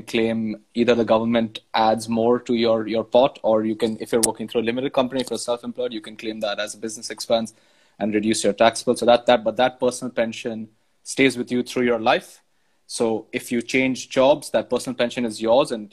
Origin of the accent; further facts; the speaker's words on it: India; moved away as an adult; now in London, United Kingdom; I grew up in India, then moved to London 6 years ago.